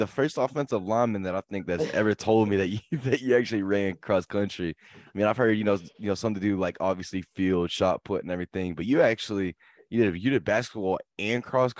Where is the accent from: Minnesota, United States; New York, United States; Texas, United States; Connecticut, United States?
Texas, United States; Fort Worth; I knew, like, obviously Kansas, they have some small towns. Like, I'm from Fort Worth